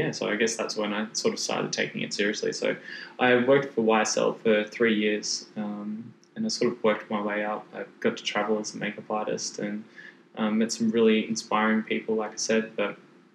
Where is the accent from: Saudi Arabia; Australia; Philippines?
Australia; Brisbane, Queensland; also born or lived in Gold Coast; because I was actually from Brisbane.